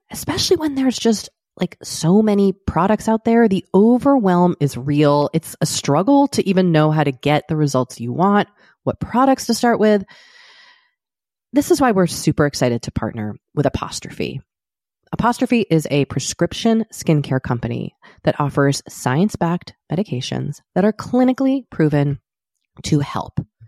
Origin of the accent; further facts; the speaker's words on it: Boston, Massachusetts, United States; moved away as an adult; also born or lived in Maine / New York; now in Los Angeles, United States; I also grew up in Boston